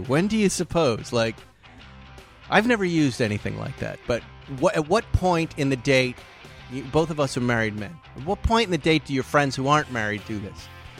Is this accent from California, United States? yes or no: no; Fall River, Massachusetts, United States; moved away; I grew up. I was born in Fall River, Massachusetts.